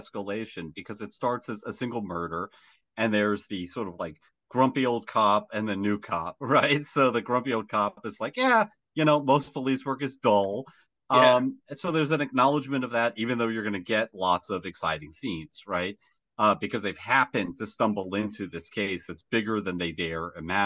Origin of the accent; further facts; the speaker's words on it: United States; I'm an American